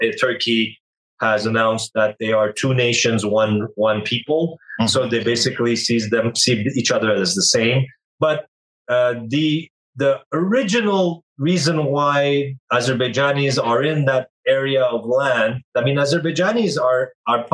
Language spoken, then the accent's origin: English; Canada; I was born in Canada. So this is the story of an Armenian diaspora, an Armenian that grew up outside of its land, but still grew up Armenian